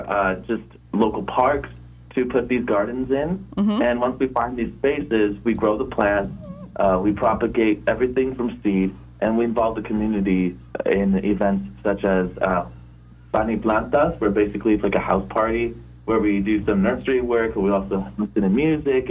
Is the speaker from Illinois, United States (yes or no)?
no; Oxnard, California, United States; I grew up in Oxnard my whole